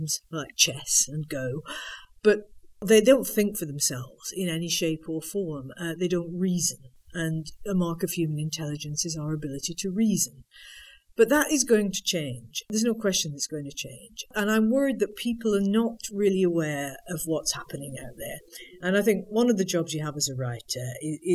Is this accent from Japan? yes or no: no; Manchester, North West England, United Kingdom; I was born in Manchester.